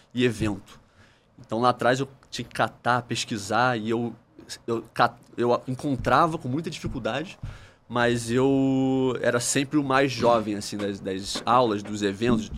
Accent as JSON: {"language": "Portuguese", "country": "Brazil", "said": "eu, como um bom brasileiro"}